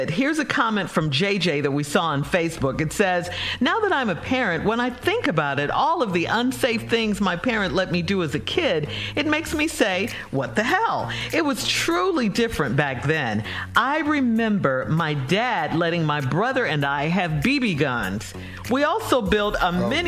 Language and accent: English; Chicago, Illinois, United States; Growing up in Chicago, I've had some of those.